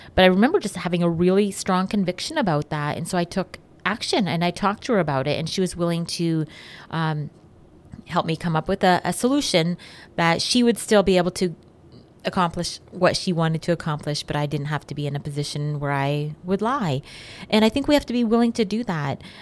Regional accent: Canada; as Canadian citizens

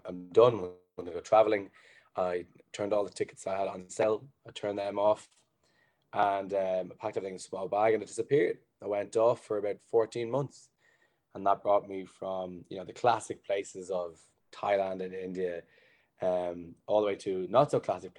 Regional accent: Blanchardstown, Leinster, Ireland; also born or lived in Dublin; I'm initially from Blanchardstown, and I moved into town for the final year of college doing engineering.

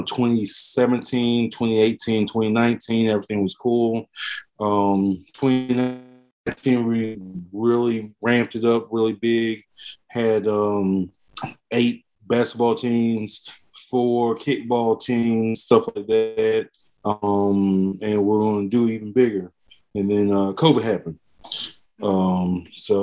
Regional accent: Pensacola, Florida, United States; moved away as an adult; now in Winston-Salem, United States; born and raised in Pensacola, Florida, moved up here to Winston-Salem, North Carolina about 10 years ago

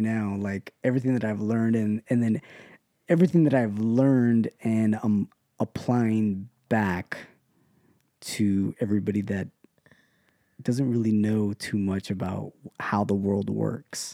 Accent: Ontario, California, United States; also born or lived in West Covina, California; I was born here in, in L A, L A County, West Covina to be exact. Um, but I grew up here in Ontario, California

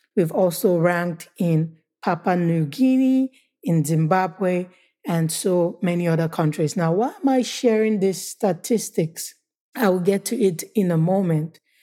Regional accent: Nigeria; also born or lived in United States; Nigeria is my home country

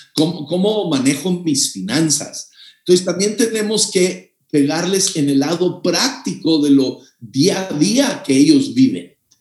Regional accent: Mexico; Yo soy mexicano, mexicano de corazón

